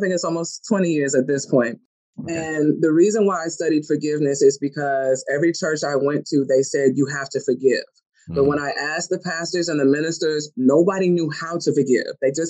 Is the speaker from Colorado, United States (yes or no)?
yes; Colorado, United States; also born or lived in Germany / Michigan; I was born in Germany, raised in Colorado, and then moved to Michigan.